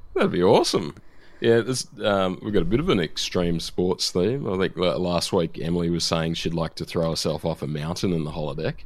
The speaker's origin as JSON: {"language": "English", "region": "New South Wales", "country": "Australia", "tie": "born or raised there", "said": "my home state of New South Wales"}